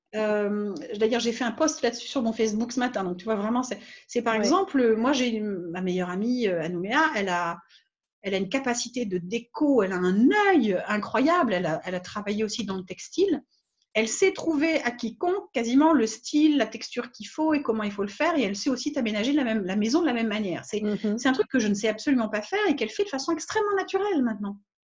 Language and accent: French; France; moved away as an adult; also born or lived in Réunion / Guadeloupe / Nouméa, New Caledonia; je suis partie de France quand j'avais 20 ans à peu près